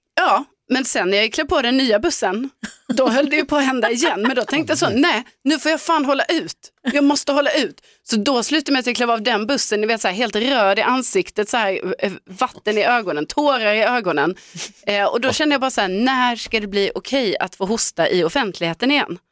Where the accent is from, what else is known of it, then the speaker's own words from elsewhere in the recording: Skåne, Sweden; jag som skåning